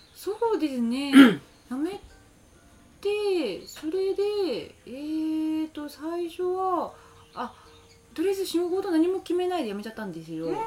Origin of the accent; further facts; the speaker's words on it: Chiba, Japan; moved away as an adult; now in Yabakei, Nakatsu, Japan; 生まれ育ち千葉なんですけど、そっちから移住してきました